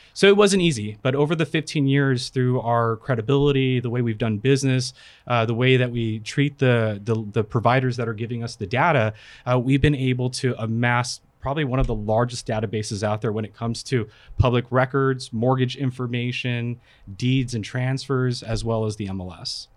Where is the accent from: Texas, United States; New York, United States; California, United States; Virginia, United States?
California, United States; also born or lived in Philippines; at the age of two, I moved to the States, California, and I've been there all my life